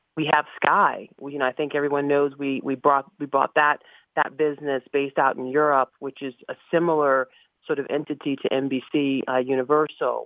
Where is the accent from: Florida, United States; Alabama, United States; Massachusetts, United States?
Massachusetts, United States; Boston; born or raised there; moved away as an adult; also born or lived in Dallas, Texas / New Jersey; now in Pittsburgh, United States